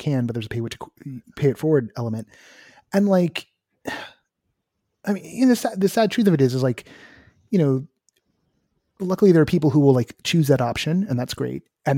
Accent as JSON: {"language": "English", "area": "the Bay Area", "region": "California", "country": "United States", "said": "I'm from the Bay Area in the 90s"}